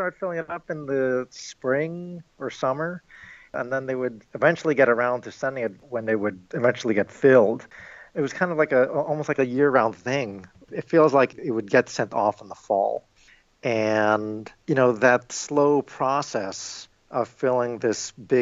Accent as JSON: {"language": "English", "region": "New York", "country": "United States", "tie": "born or raised there", "moved": "yes", "lives_now": "Illinois, United States", "said": "I am Filipino-American, and I was born and raised in New York"}